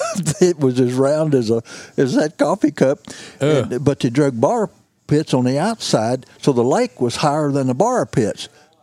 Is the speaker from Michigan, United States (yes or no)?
no; Mississippi County, Missouri, United States; I was born in Mississippi County, Missouri, you know. Down southeast Missouri, and it's cotton country. I was raised on a cotton farm. Looks a lot like this. I was raised in the cypress swamps.